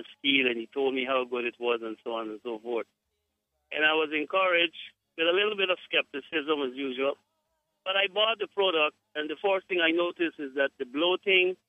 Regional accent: Guyana; I am from Guyana, but I have my wife is from Jamaica

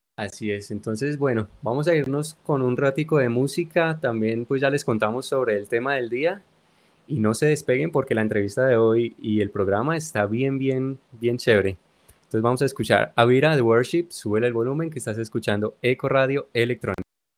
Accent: Colombia; desde nuestra tierra querida, de nuestra Colombia

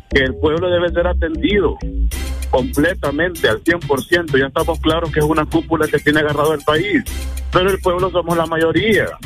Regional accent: Honduras; Entonces necesitamos como hondureños que queremos a nuestra patria, a nuestro pueblo, cambiar esa mentalidad.

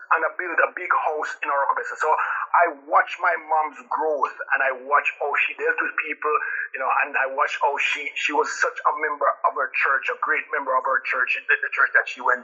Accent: Saint Mary, Jamaica; moved away as an adult; also born or lived in St. James, Jamaica; now in United States; I grew up in a little township called St. Mary

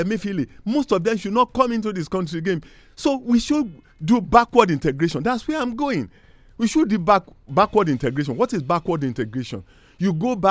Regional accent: Nigeria; as a Nigerian

